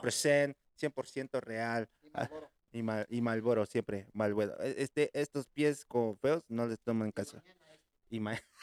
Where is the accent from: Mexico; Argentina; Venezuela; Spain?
Mexico; Puebla; en mi tierrita natal, en mi chula en mi hermosa, en mi heroica, en la que fue creada por Los Ángeles